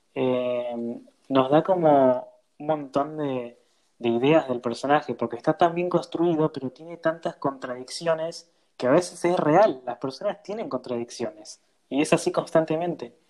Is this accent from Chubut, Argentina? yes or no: no; Florencio Varela, Buenos Aires Province, Argentina; Yo soy de Florencio Varela